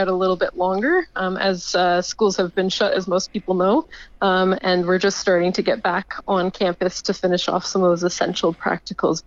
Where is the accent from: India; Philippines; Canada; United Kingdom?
Canada; moved away as an adult; now in Melbourne, Australia; my home country of Canada